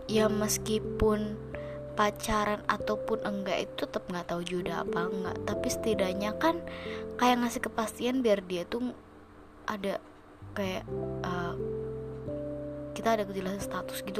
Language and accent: Indonesian; Java, Indonesia; padahal gue orang Jawa lah itu lagi kan